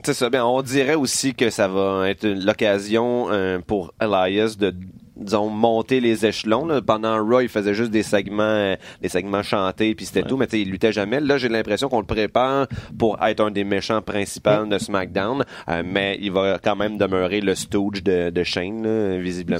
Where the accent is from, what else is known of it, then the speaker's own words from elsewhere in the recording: Quebec, Canada; en tant que Québécois